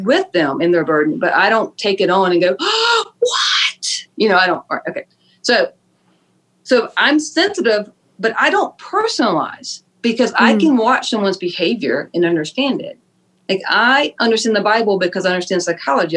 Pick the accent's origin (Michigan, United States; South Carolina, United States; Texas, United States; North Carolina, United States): South Carolina, United States; Fort Mill; I grew up in Fort Mill, South Carolina